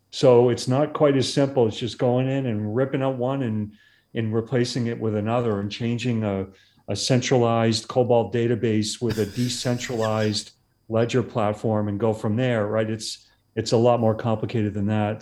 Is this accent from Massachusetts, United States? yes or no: yes; Massachusetts, United States; now in California, United States; I grew up in Massachusetts